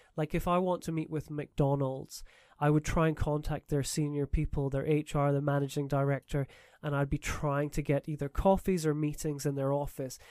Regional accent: Edinburgh, Scotland, United Kingdom; moved away as an adult; also born or lived in Canada / St Andrews, Scotland; now in Taiwan; I'm from Scotland originally, from Edinburgh

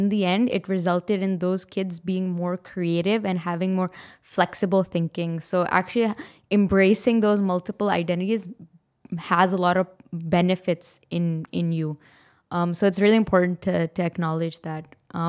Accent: Pakistan; if I go to Pakistan, yes, I'm a Pakistani, but am I like the other Pakistanis? I don't really feel like I am.

